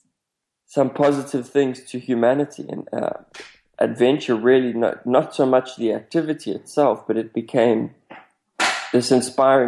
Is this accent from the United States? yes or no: no; South Africa; I come from South Africa